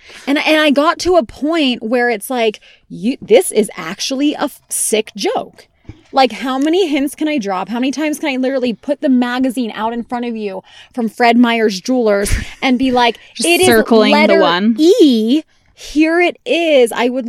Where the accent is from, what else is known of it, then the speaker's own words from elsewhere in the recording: United Kingdom; I'm the Brit to the Brit and Wit, though.